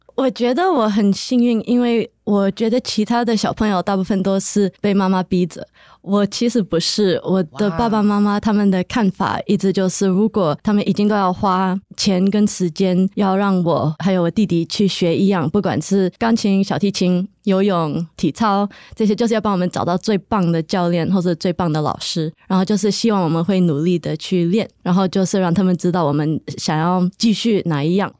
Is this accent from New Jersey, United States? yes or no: yes; New Jersey, United States; also born or lived in New York; 在我长大的地方，在纽泽西